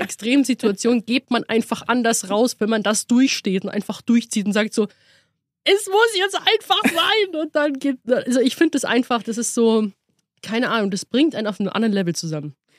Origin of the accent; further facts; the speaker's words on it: Munich, Bavaria, Germany; als äh, Münchnerin